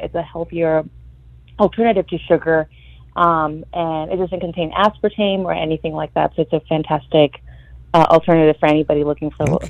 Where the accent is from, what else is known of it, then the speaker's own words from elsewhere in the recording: Mexico; now in McAllen, United States; I was born and raised in Mexico, but my family and I have been in the RGB for about 10 years.